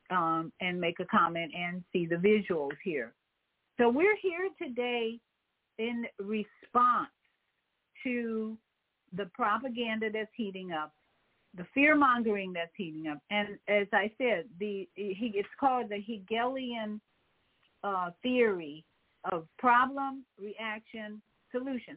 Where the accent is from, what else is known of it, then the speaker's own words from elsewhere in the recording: Chicago, Illinois, United States; in Chicago, of course, my hometown